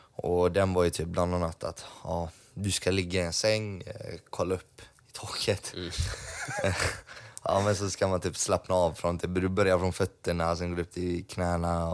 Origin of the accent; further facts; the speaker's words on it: Gothenburg, Västra Götaland, Sweden; Jag var ju uppvuxen i Eriksbo.